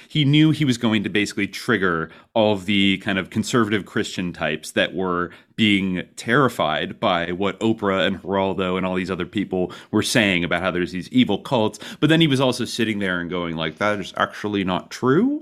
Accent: San Francisco Bay Area, California, United States; I grew up in the San Francisco Bay Area

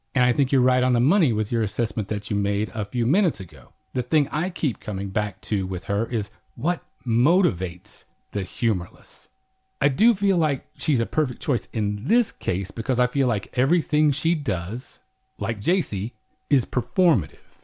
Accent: Oklahoma, United States; now in Texas, United States; I'm from Oklahoma, and we're kind of cousins with Texas in that way, so I grew up with a similar emphasis placed upon it

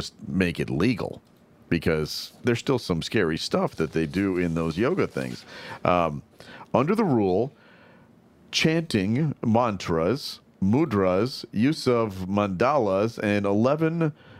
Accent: United States; That really hurts me as an American.

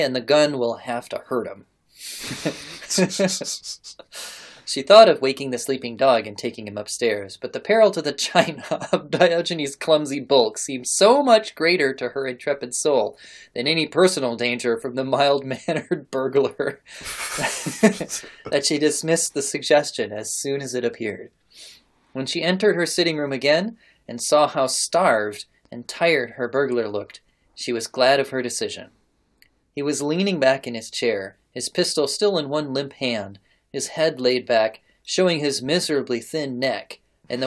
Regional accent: United States; As an American

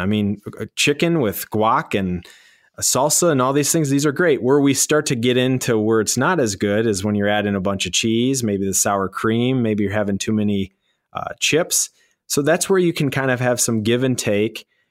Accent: Michigan, United States; born and raised in Michigan

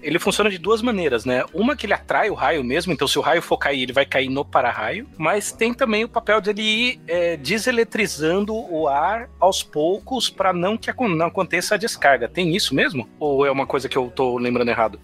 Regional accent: São Paulo, Brazil; now in Natal, Brazil; como bom paulistano

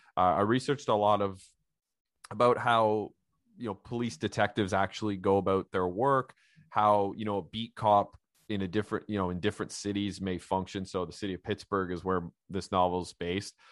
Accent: Ottawa Valley, Ontario, Canada; I grew up in a, a Polish community myself, uh, in the Ottawa Valley.

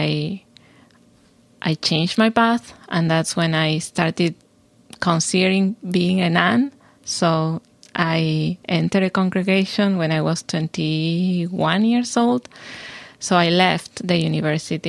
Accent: Argentina; moved away as an adult; also born or lived in Houston, Texas, United States; now in Chapel Hill, United States; I am originally from Argentina, where I did my PhD. and my undergrad. And then I came here to do my postdoc in Baylor in Houston

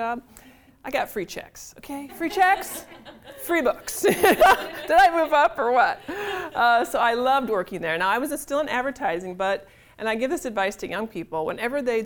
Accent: Illinois, United States; moved away as an adult; now in St. Paul, United States; I'm from Illinois, so I went to the University of Illinois there and got a job right in my same college town

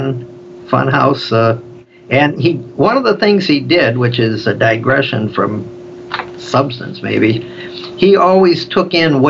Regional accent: Chicago, Illinois, United States; Growing up in Chicago on the South Side where I came from

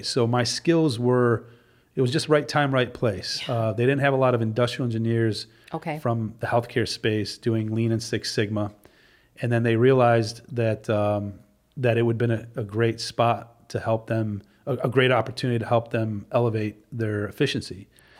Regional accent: Detroit, Michigan, United States; So yes, I was born and raised in Detroit. Actually, Royal Oak, Michigan, Beaumont Hospital is

